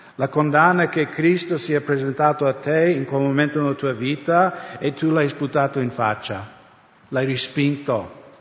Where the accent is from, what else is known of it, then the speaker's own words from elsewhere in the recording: United States; now in Italy; Io crescendo negli Stati Uniti